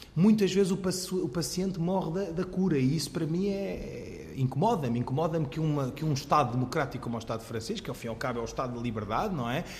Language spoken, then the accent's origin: Portuguese; Portugal; eu, islâmico sunita, nascido e crescido em Portugal